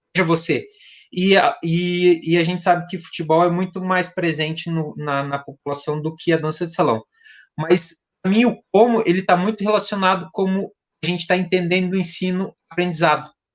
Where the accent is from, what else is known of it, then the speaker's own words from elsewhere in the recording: South Region, Brazil; eu sou do Sul